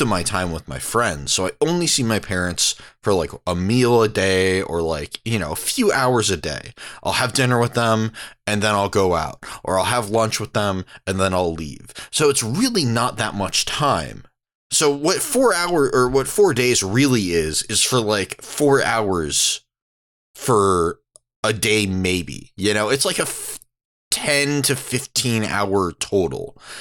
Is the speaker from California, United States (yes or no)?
yes; San Diego, California, United States; now in Portland, United States; I'm from San Diego